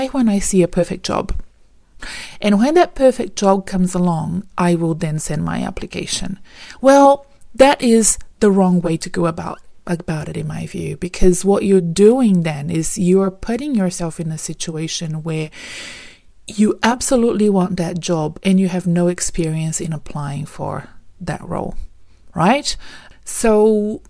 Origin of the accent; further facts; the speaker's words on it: Brazil; moved away as an adult; now in Melbourne, Australia; We're originally from Brazil